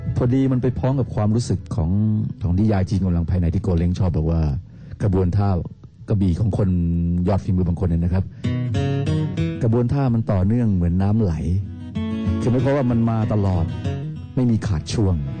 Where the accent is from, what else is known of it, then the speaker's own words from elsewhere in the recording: Bangkok, Thailand; ผมมันมาจากกรุงเทพมหานคร